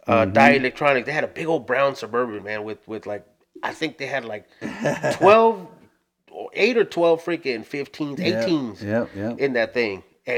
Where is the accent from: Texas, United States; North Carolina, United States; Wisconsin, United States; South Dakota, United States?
Texas, United States; South; I grew up in, I come from South Texas. And so in South Texas, it's kind of like I grew up in a place where it was kind of like the Dukes of Hazzard